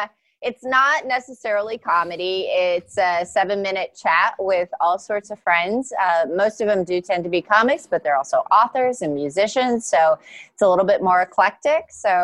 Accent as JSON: {"language": "English", "town": "Denver", "region": "Colorado", "country": "United States", "tie": "born or raised there", "moved": "yes", "said": "I'm back in my home state, in my hometown of Denver."}